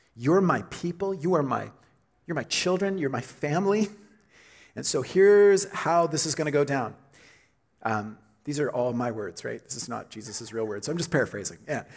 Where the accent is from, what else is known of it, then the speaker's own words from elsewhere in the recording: Oklahoma, United States; moved away as an adult; now in Canada; I'm from Oklahoma. And, uh, and so I came to Canada in the late 90s to go to school at Trinity Western